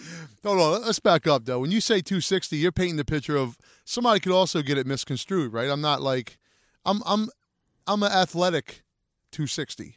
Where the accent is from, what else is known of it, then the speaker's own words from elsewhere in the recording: Wilmington, Delaware, United States; moved away; I grew up in, for the most part of my life in, in Wilmington, Delaware